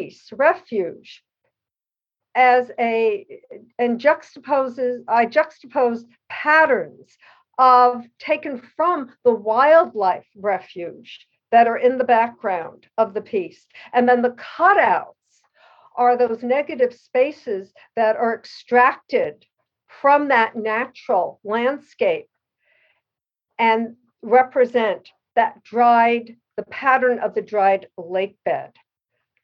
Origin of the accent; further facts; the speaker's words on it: Elizabeth, New Jersey, United States; moved away as an adult; now in Pacific Northwest, United States; growing up in Elizabeth, New Jersey